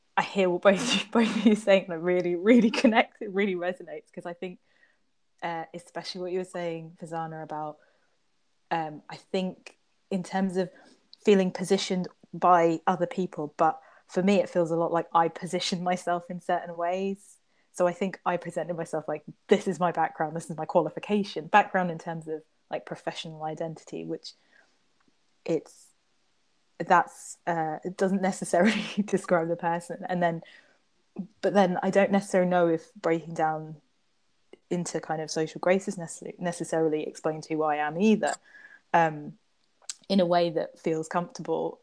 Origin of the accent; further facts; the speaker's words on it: Trinidad & Tobago; I identify that I'm from Trinidad